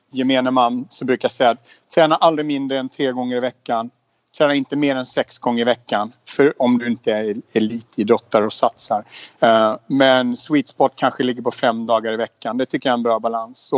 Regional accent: Småland, Sweden; also born or lived in Umeå / Spain / Stockholm; Jag är född i Umeå i, i, i Västerbotten, flyttade till Småland när jag var sex.

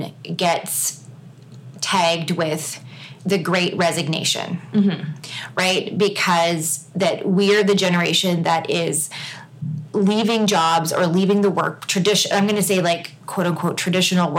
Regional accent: Canada; I say Z because I'm Canadian

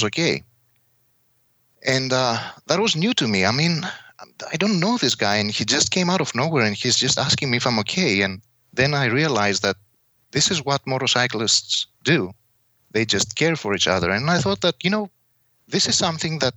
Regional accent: Kavala, Eastern Macedonia and Thrace, Greece; English is a second language; moved away as an adult; also born or lived in Netherlands; now in Temecula, United States; I was born in Kavala, Greece.

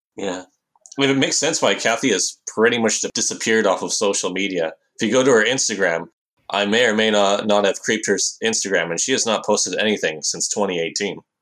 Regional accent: Canada; I'm from Canada

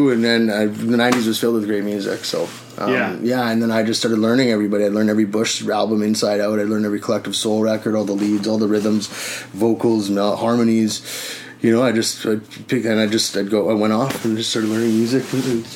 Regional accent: Winnipeg, Manitoba, Canada; moved away; I'm originally from Winnipeg

